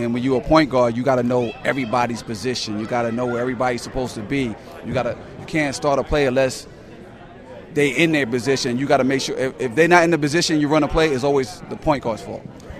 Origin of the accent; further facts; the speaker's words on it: United States; moved away as an adult; also born or lived in North Carolina / New York City; I'm an American.